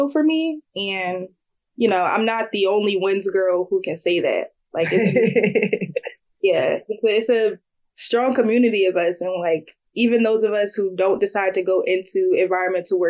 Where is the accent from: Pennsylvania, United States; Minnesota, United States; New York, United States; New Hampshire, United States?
Pennsylvania, United States; Philadelphia; moved away as an adult; I grew up in North Philly